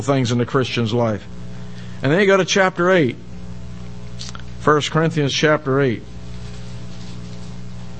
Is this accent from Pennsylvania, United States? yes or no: yes; Pittsburgh, Pennsylvania, United States; I grew up in Pittsburgh